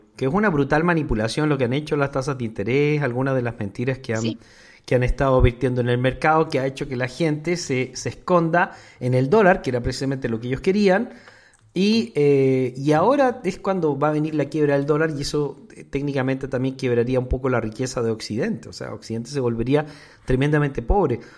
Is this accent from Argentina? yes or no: no; Mexico; nosotros en México